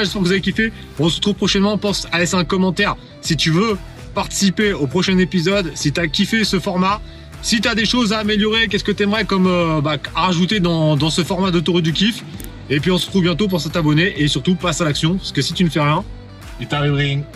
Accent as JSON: {"language": "French", "town": "Paris", "region": "Île-de-France", "country": "France", "said": "on sent que je suis de Paris"}